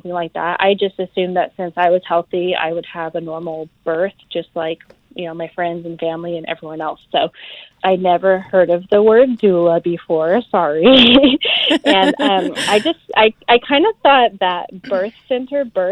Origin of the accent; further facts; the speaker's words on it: California, United States; moved away as an adult; now in South Carolina, United States; I'm originally from California, but we currently live in South Carolina